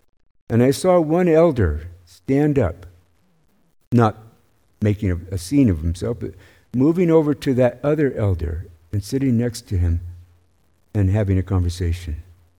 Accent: the South, United States; I grew up in the American South primarily.

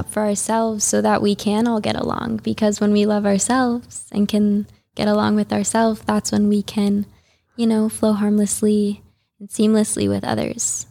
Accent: Highland Park, Illinois, United States; born or raised there; moved away as an adult; also born or lived in San Diego / Costa Rica / Guatemala; now in Juneau, United States

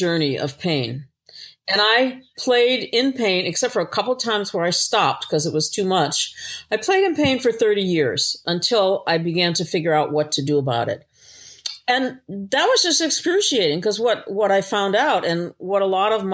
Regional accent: Newbury, Massachusetts, United States; moved away; In my hometown, which is Newbury, I was gone for over 35 years and I came back

